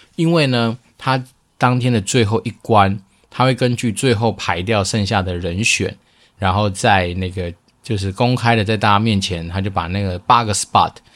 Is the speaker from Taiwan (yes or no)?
yes; Taoyuan, Taiwan; moved away as an adult; now in Xizhi, New Taipei, Taiwan; 以前我的老家在桃园，那我们家在离机场不远处